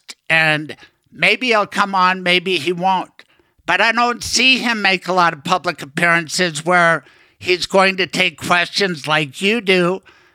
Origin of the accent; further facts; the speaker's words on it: Denver, Colorado, United States; growing up in Denver